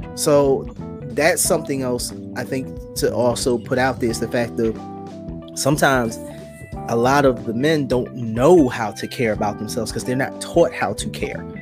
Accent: Philadelphia, Pennsylvania, United States; growing up in Philadelphia, where I did, you know, in the '90s

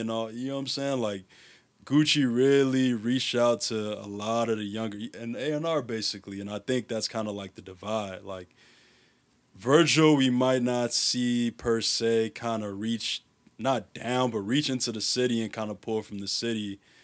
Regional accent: Chicago, Illinois, United States; I grew up in Uptown

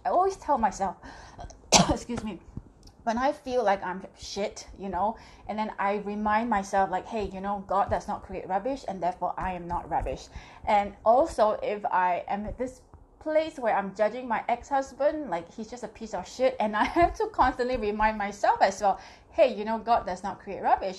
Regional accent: Singapore; I am from Singapore

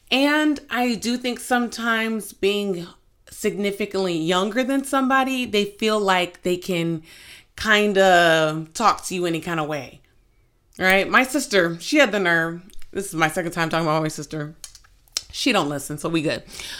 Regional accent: New Jersey, United States; Sometimes I can, you know, I'm from New Jersey, so I can get a little, I could sound a little rude is basically what she was saying.

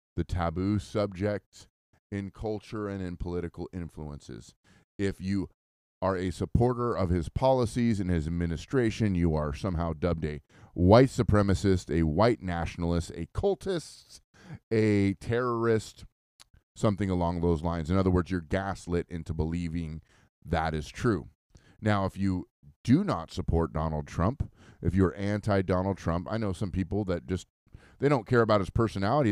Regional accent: United States

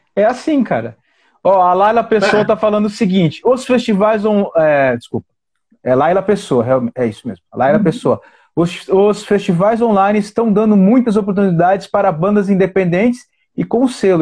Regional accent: Paranaguá, Paraná, Brazil; now in Brasília, Brazil; eu sou do Paraná, cara, eu nasci no Paraná

